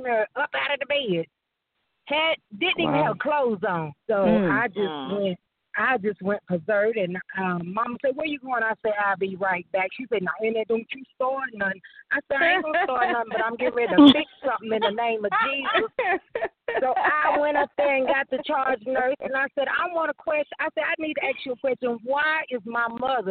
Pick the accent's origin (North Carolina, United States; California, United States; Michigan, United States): North Carolina, United States; Troutman; also born or lived in Statesville, North Carolina; I was born and raised in Troutman